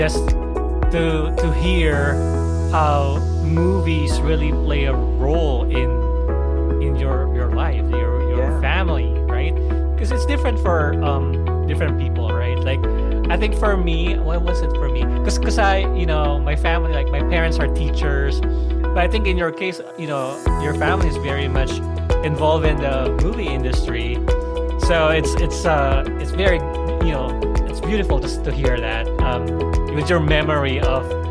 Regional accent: Philippines; I grew up in the Philippines

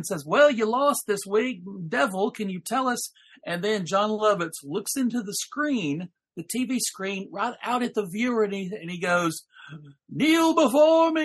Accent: Alabama, United States; being raised in deepest, darkest Alabama, where in a Southern Baptist church

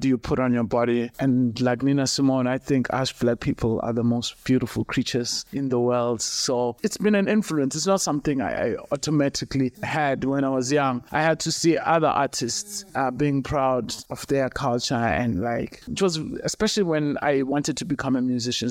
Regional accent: Tsolo, Eastern Cape, South Africa; I grew up in the Eastern Cape, in a small town called Tsolo.

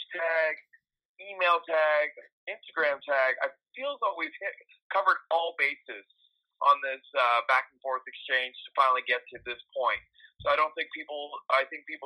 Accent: New Brunswick, Canada; I'm from New Brunswick, the middle of farmland New Brunswick, and I used to grow up on Grand Prix Wrestling

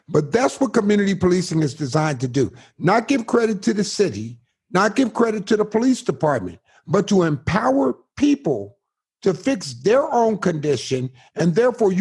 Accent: Northeast, United States; moved away as an adult; now in Waco, United States; I grew up in the Northeast

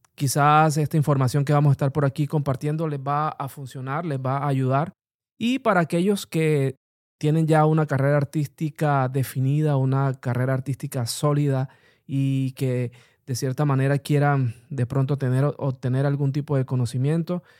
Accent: Colombia; also born or lived in Bogotá; en el país, en mi país Colombia

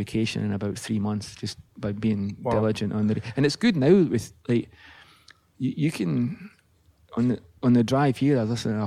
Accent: Livingston, Scotland, United Kingdom; now in California, United States; growing up in Livingston, Scotland

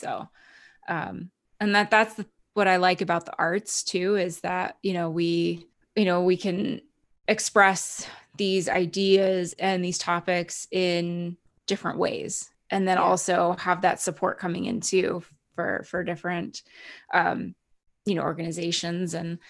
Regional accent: Canada; now in United States; Cause I'm actually Canadian too. I've been here for many, many years, but I'm going through the renewal of my green card.

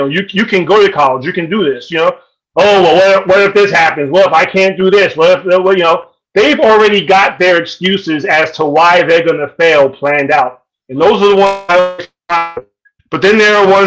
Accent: New York City, New York, United States; I grew up in South Jamaica, Queens

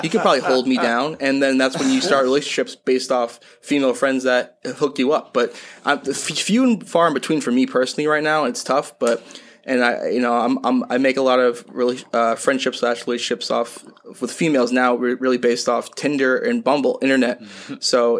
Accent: Springfield, Massachusetts, United States; After third grade, I moved back to my hometown of Springfield, Massachusetts

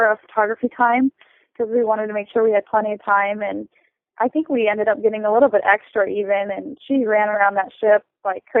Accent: Nebraska, United States; I'm from Nebraska

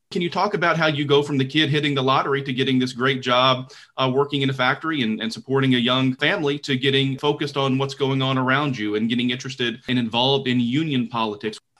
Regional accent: Deep South, United States; I grew up in the Deep South

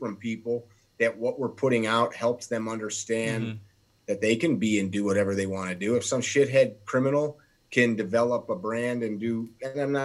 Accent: Chicago, Illinois, United States; I have people make fun of the sound of my voice because I'm from Chicago.

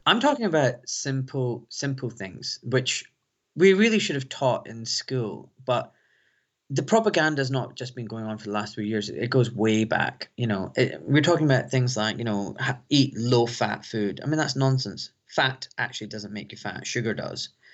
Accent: Glasgow, Scotland, United Kingdom; now in London, United Kingdom; a young Pakistani boy growing up in Glasgow

